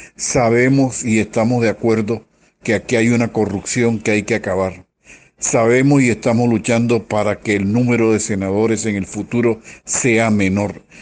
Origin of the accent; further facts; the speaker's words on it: Colombia; como colombianos